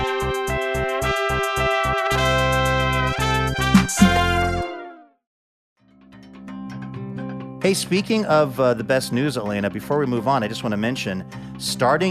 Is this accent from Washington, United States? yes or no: yes; Seattle, Washington, United States; my hometown of Seattle, Washington